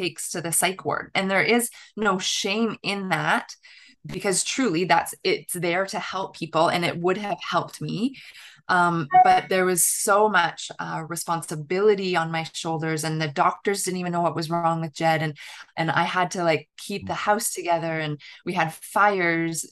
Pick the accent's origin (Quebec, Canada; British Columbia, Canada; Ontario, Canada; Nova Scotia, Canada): Ontario, Canada; southern; moved away as an adult; my hometown, actually, in southern Ontario in Canada, right on the Michigan border